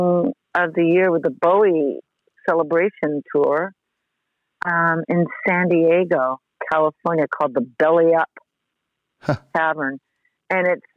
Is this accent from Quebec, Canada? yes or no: yes; Montreal, Quebec, Canada; I was growing up in Montreal